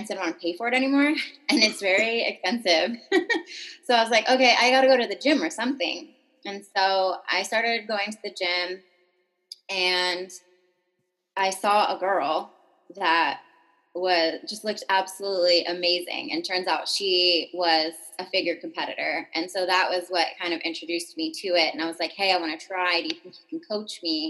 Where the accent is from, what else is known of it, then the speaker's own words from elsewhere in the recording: California, United States; moved away as an adult; now in Portland, United States; from California. I lived there my whole life up until I moved out to Portland, Oregon.